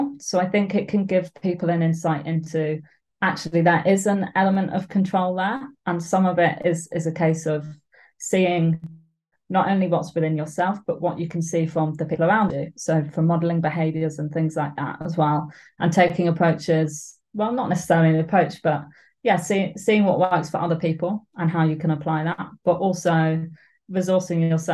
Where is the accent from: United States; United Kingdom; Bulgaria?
United Kingdom; Suffolk, East of England; also born or lived in Edinburgh; now in Glasgow, United Kingdom; I'm from Suffolk and my parents still live there, so I love going back